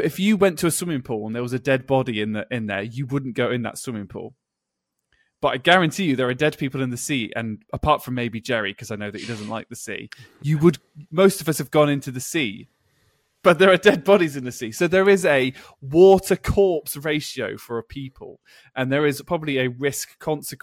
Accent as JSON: {"language": "English", "region": "England", "country": "United Kingdom", "said": "I'm an English person"}